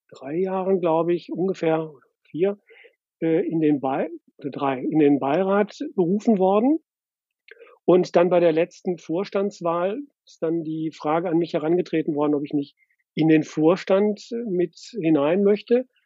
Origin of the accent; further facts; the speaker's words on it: Essen, North Rhine-Westphalia, Germany; now in Hamburg, Germany; Ich bin im Ruhrgebiet in Essen geboren